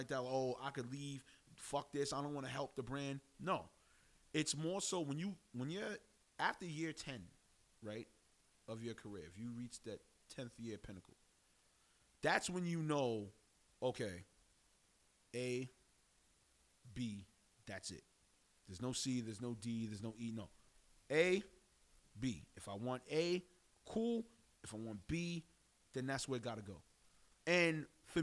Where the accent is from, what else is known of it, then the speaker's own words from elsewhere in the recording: New York City, New York, United States; also born or lived in Harlem, New York / Laurelton, Queens; I was born in East Harlem. My family moved to Bradhurst Avenue in Harlem. And then we went to Laurelton, Queens.